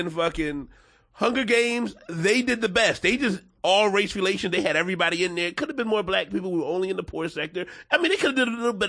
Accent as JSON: {"language": "English", "town": "Philadelphia", "region": "Pennsylvania", "country": "United States", "tie": "born or raised there", "said": "I'm from Philly. I'm from South Philly specifically."}